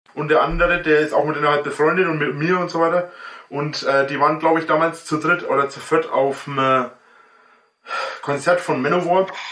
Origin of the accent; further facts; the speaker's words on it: near Nuremberg, Franconia, Bavaria, Germany; ich bin auch Franke, bin auch Bayer ein Bayer